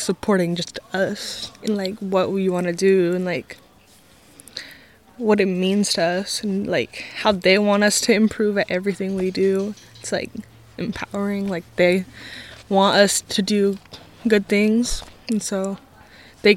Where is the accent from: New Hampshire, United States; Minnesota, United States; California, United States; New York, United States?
California, United States; Happy Camp; also born or lived in Yreka; I'm from Happy Camp and Wairika, and I have a lot of siblings, like a lot, so which is pretty cool. I kind of grew up around the river on the Klamath